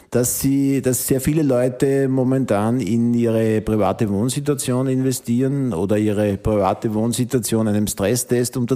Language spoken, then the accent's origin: German; Upper Austria, Austria; ich komme aus dem Innviertel.